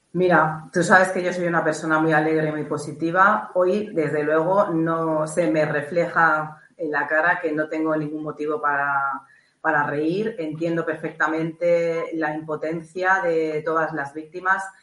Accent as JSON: {"language": "Spanish", "country": "Spain", "said": "como española"}